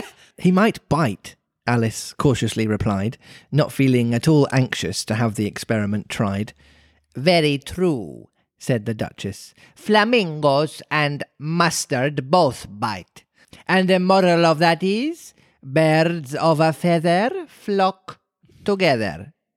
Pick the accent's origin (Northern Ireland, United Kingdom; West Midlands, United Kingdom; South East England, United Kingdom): West Midlands, United Kingdom; Birmingham; accent: Brummy; my Brummy accent